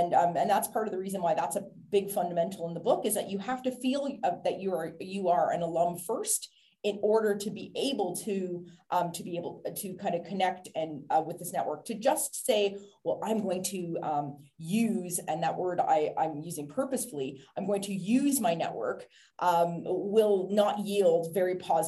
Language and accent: English; Canada; now in Ireland; I live in Ireland, but I'm Canadian